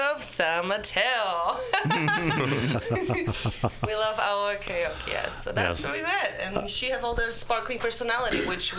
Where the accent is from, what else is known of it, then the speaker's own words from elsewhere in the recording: Poland; English is a second language; moved away as an adult; now in United States; I'm from Poland.